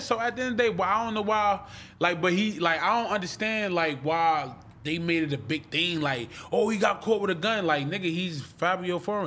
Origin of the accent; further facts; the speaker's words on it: Irvington, New Jersey, United States; I'm from Chancellor and Stuyvesant in New Jersey